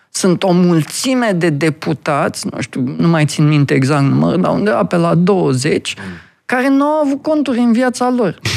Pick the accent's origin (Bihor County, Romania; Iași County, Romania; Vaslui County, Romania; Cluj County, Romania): Vaslui County, Romania; also born or lived in Brașov; sunt vasluian